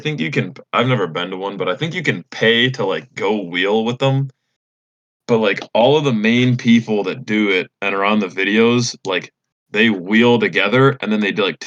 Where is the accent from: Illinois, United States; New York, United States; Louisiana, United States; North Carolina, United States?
Illinois, United States; I'm from Illinois